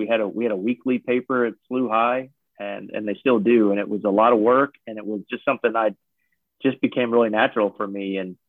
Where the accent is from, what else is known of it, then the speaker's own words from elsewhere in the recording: St. Louis, Missouri, United States; also born or lived in Columbia, Missouri; I grew up in St. Louis, South County area. I went to St. Louis U High, but yeah, I lived first 18 years of my life all in St. Louis.